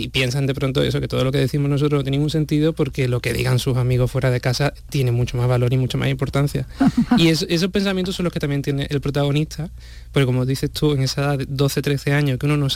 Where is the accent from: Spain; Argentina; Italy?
Spain; Huelva, Andalusia